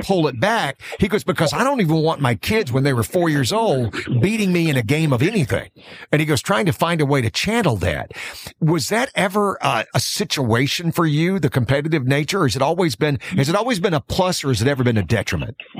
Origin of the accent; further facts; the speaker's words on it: Alabama, United States; I grew up in Alabama